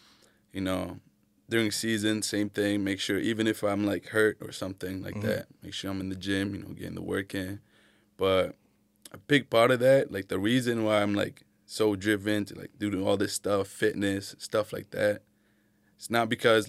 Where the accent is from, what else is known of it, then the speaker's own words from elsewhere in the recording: Manchester, New Hampshire, United States; Yeah, and Keene, like growing up in Manch, you know about Keene, trust me.